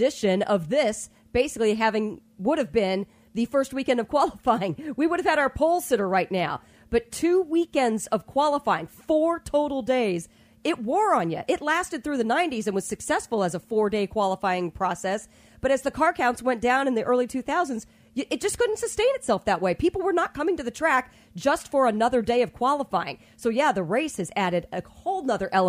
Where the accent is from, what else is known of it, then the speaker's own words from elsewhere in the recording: Indianapolis, Indiana, United States; I was raised in Indianapolis